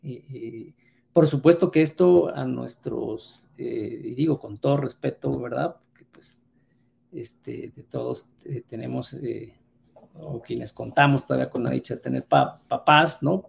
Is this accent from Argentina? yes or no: no; Mexico